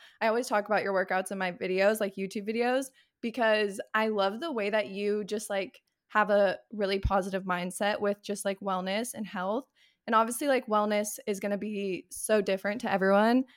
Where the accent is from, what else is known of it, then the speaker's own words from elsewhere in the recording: Arizona, United States; I'm actually from Arizona